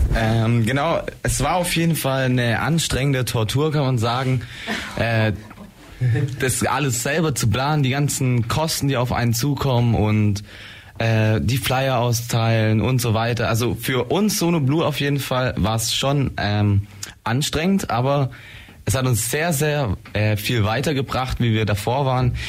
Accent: Blaustein, Baden-Württemberg, Germany; wir kommen aus Blaustein

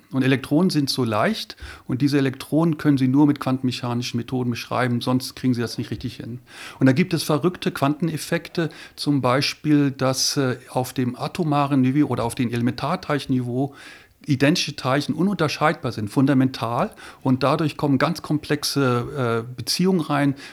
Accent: Lüneburg, Lower Saxony, Germany; also born or lived in Göttingen; now in Ulm, Germany; Ja, ich komme aus Niedersachsen, bin in Lüneburg aufgewachsen und bin dann nach Göttingen zum Studieren gegangen, habe dort Physik studiert

